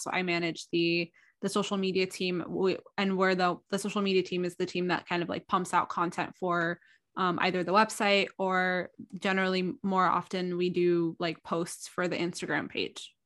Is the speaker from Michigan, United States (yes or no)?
no; Southern California, United States; also born or lived in Alexandria, Egypt; I was born in Egypt, but I came to the United States at a young age. Um, I'm current, I, I've grown, I've kind of grown up between, um, Alexandria, Egypt and California, Southern California.